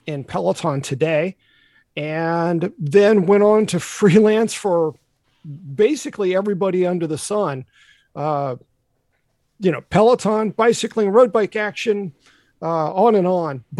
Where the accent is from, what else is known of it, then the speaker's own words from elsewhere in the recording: the South, United States; I was born and raised in the South